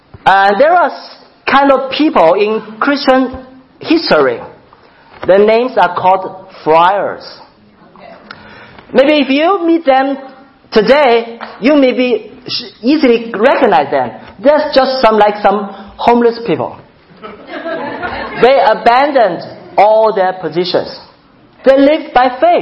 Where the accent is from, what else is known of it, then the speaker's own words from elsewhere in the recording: China; moved away as an adult; I come from China. I've served in China for a pastor for 14 years